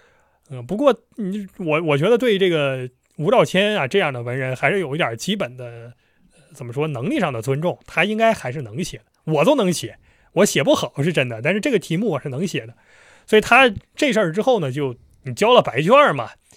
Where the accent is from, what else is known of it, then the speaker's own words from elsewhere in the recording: Northeast China, China; 对我们东北人而言，东北就是东北，这个黑吉辽差不多